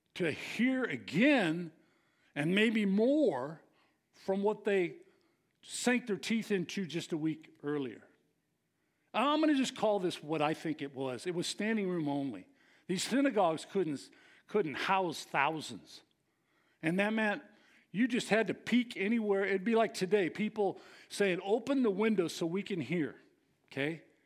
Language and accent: English; San Leandro, California, United States; I grew up in San Leandro